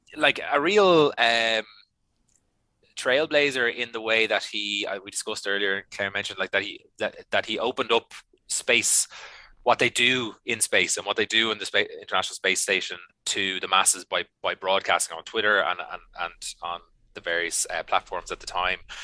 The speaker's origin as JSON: {"language": "English", "country": "Ireland", "said": "I love being Irish"}